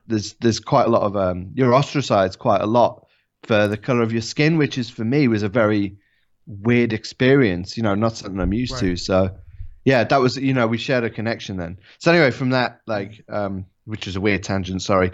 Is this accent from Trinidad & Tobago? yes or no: no; England, United Kingdom; also born or lived in Japan; I'm an Englishman.